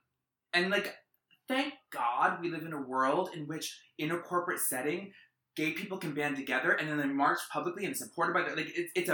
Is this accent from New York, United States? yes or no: yes; New York, United States; now in Massachusetts, United States; I'm from New York.